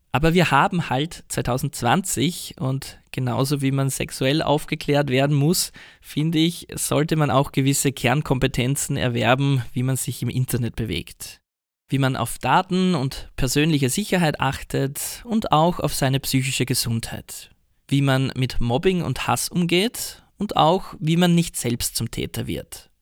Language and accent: German; Austria; moved away as an adult; now in Kawasaki, Japan; euer Ösi in Kawasaki.